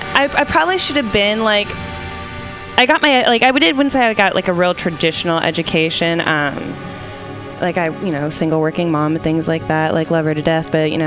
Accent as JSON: {"language": "English", "town": "San Francisco", "region": "California", "country": "United States", "tie": "born or raised there", "said": "San Francisco."}